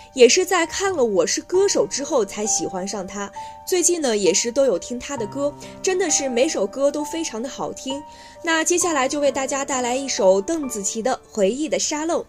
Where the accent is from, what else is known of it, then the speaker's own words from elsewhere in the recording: Lanzhou, Gansu, China; now in Beijing, China; 我的家乡兰州